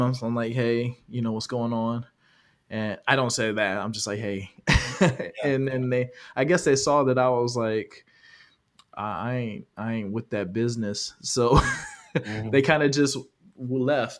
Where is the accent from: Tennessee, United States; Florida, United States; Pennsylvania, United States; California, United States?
California, United States; now in Georgia, United States; I'm from California